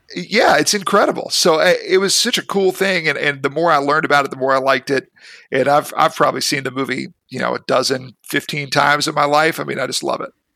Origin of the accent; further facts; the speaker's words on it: Mississippi, United States; also born or lived in Memphis, Tennessee; I grew up in Mississippi. That's my mm-hmm. home state. I was born in Memphis, Tennessee.